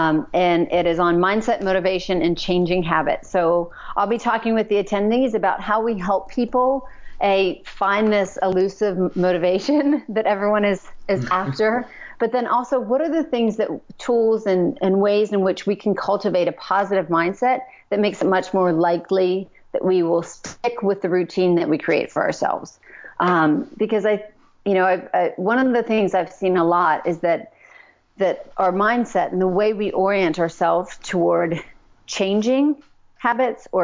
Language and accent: English; Pennsylvania, United States; now in Kentucky, United States; I'm from Pennsylvania. We're living in Kentucky.